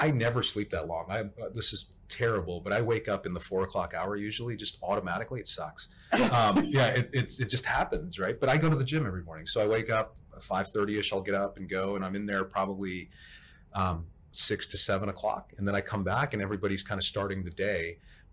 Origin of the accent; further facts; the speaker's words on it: Toronto, Ontario, Canada; now in Dallas, United States; I grew up in Toronto, Canada